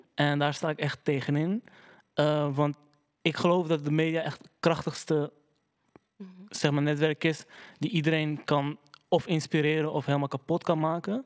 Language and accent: Dutch; Netherlands; also born or lived in Cairo, Egypt; de eerste generatie die in, eh, in Nederland is opgegroeid